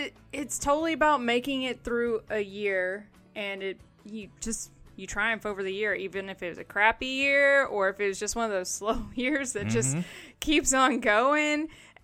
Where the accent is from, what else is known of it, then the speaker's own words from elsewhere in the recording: the South, United States; Yes, I grew up in the South and I had very religious family that thought … was Satan music too.